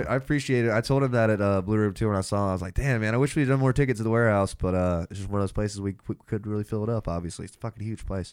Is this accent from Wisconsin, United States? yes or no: no; Athens, Georgia, United States; I'm from Athens